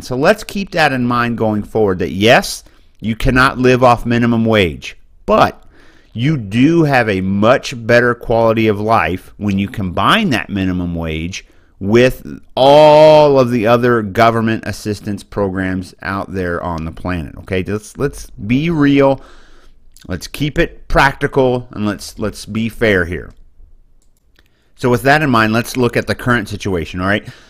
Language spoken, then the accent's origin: English; Boonville, Missouri, United States; moved away; I come from a little town called Booneville, Missouri, and I have property there, and I hope to retire there